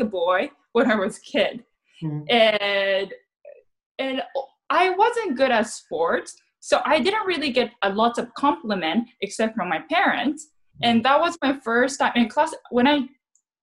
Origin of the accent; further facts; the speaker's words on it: Japan; English is a second language; also born or lived in San Jose; now in Los Angeles, United States; I'm very tall for Japanese.